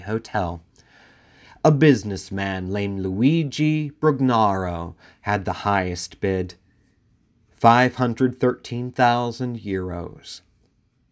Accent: Philadelphia, Pennsylvania, United States; my hometown, Philadelphia

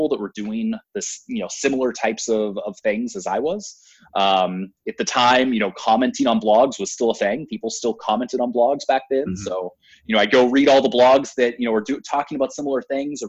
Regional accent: Portland, Oregon, United States; my hometown, Portland, Oregon.

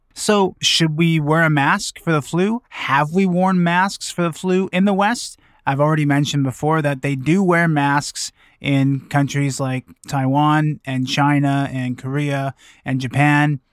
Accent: Vancouver, British Columbia, Canada; my hometown of Vancouver

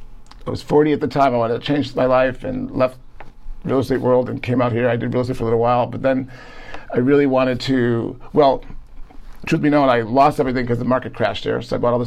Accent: Chicago, Illinois, United States; moved away as an adult; now in Palm Springs, United States; I'm originally from Chicago

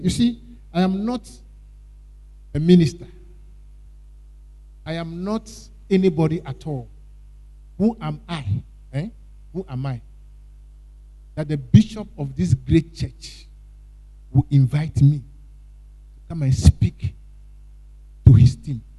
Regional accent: Ghana; I'm Ghanaian

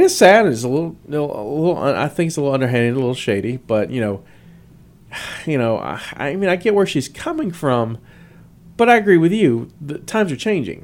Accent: the South, United States; I'm from the South

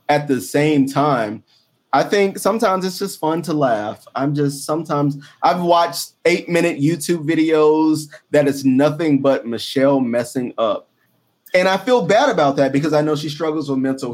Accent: the South, United States; I'm from the South

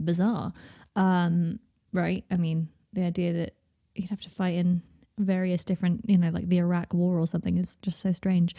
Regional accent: United Kingdom; because I grew up in Britain

